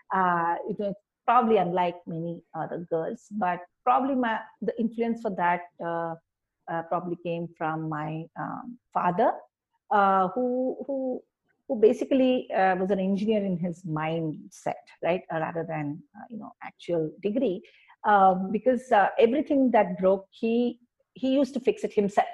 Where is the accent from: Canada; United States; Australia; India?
India; I always enjoy being an Indian